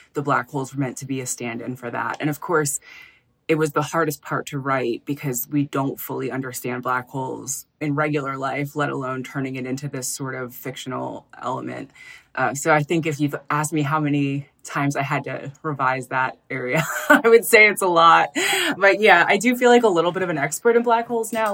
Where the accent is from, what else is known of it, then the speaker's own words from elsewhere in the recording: Philadelphia, Pennsylvania, United States; moved away as an adult; also born or lived in San Francisco; I'm from Philadelphia.